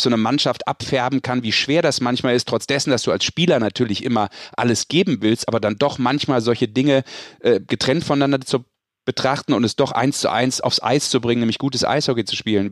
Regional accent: Düsseldorf, North Rhine-Westphalia, Germany; Dem gebürtigen Düsseldorfer.

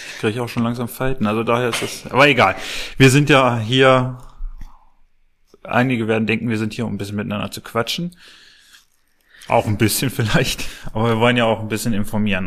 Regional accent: Clausthal-Zellerfeld, Lower Saxony, Germany; ich bin in Klausterzeller Feld geboren

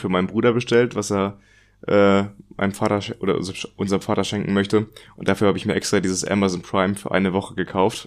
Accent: Germany; Bei uns in Deutschland

